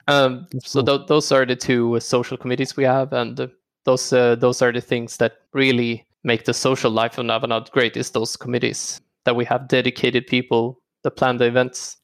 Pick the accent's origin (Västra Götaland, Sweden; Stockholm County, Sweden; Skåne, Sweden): Stockholm County, Sweden; Stockholm; also born or lived in Örebro; I am born and raised in Stockholm. Uh, lived here all my life, except for studying three years at university in Örebro.